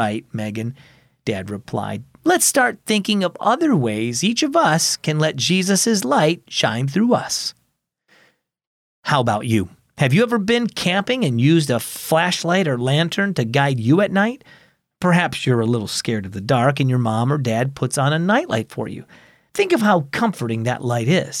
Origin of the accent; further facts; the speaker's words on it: Michigan, United States; When I was growing up in Michigan